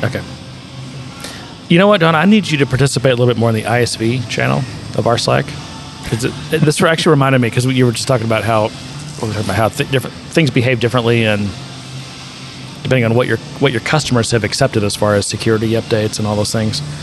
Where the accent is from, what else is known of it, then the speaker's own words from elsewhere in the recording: United States; being an American